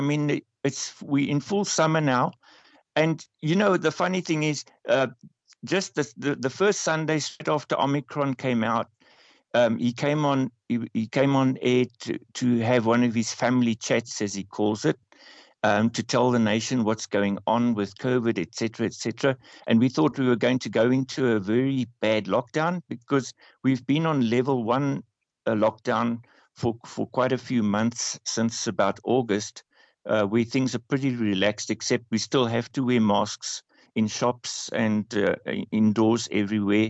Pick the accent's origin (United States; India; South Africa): South Africa; our president, Cyril Ramaphosa